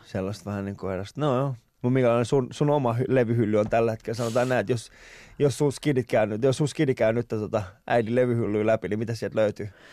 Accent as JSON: {"language": "Finnish", "town": "Vantaa", "region": "Uusimaa", "country": "Finland", "tie": "born or raised there", "said": "mä oon Vantaalta"}